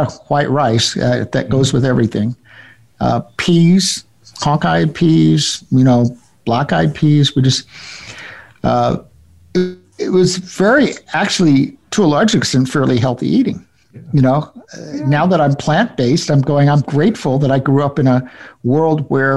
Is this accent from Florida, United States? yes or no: yes; Florida, United States; I grew up in Florida, but it was very much the South. Mm-hmm. In fact, I was sixth generation Floridian